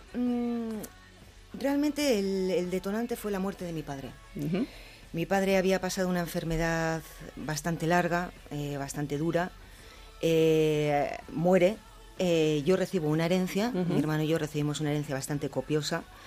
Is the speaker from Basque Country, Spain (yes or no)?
yes; Basque Country, Spain; soy vasca